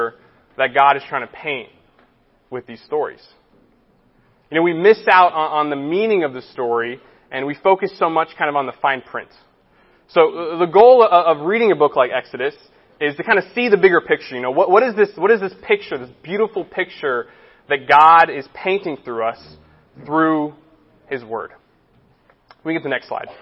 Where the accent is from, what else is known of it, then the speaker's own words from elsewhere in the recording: Los Angeles, California, United States; also born or lived in San Diego; The West Side is home. I grew up on the West Side